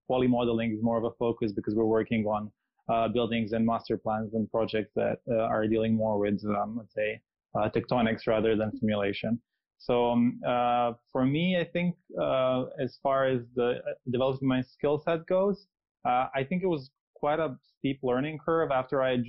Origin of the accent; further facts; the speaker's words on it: Serbia; moved away as an adult; also born or lived in London, United Kingdom; I'm originally from Serbia. I finished my undergrad and my first master's course in Belgrade